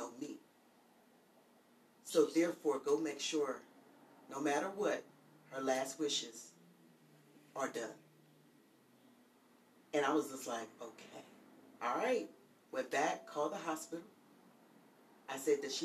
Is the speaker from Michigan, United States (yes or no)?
no; Pennsylvania, United States; I'm from Pennsylvania, so we have a basement and an attic